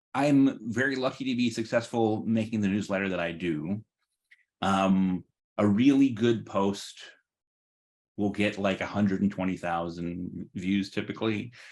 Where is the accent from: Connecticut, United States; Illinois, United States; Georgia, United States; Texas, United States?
Connecticut, United States; growing up in Connecticut in the 1980s and 1990s